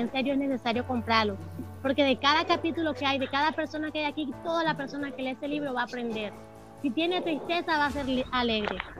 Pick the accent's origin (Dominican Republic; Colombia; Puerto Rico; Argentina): Colombia; Valledupar, Cesar; also born or lived in Líbano, Tolima; Yo nací en el Líbano, Tolima, eh, me crié un, aquí en Valledupar, Cesar, Colombia, y aquí he estado todo el tiempo